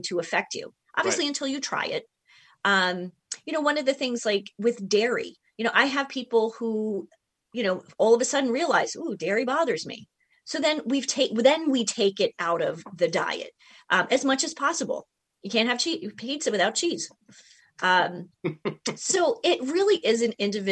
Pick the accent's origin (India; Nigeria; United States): United States; New York; moved away; I'm from New York, you know, originally